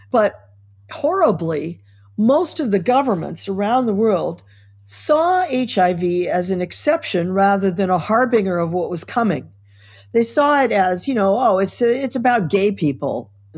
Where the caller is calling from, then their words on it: New York City, New York, United States; New York City, the epicenter.